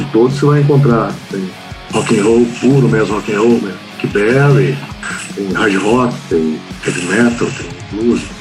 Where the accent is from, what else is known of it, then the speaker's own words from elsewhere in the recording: Brazil; first language Portuguese; nós somos brasileiros